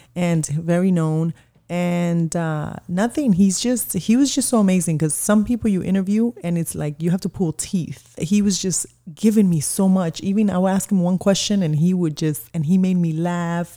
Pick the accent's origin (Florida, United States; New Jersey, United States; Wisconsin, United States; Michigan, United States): Florida, United States; Miami; moved away as an adult; also born or lived in Colombia / Kendall, Florida; now in New York, United States; raised in Miami